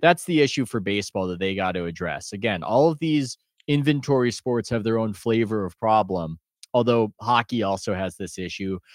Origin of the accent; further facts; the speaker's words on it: United States; I'm American